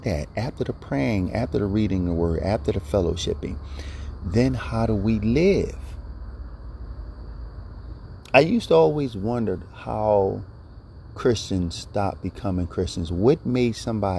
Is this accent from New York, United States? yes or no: no; Philadelphia, Pennsylvania, United States; growing up in Philadelphia